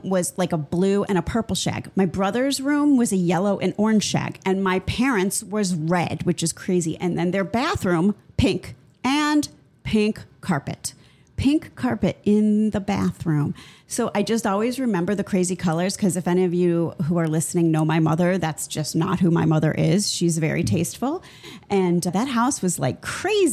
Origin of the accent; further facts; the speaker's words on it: Midwest, United States; I'm from the Midwest